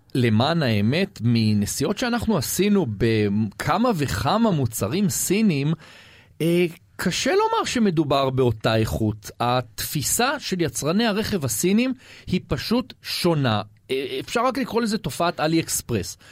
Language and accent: Hebrew; Israel; אנחנו ישראלים